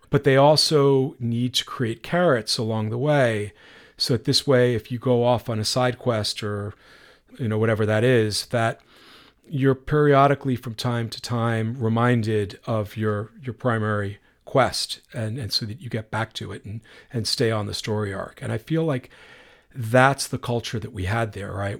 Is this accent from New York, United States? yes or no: yes; New York, United States; growing up in New York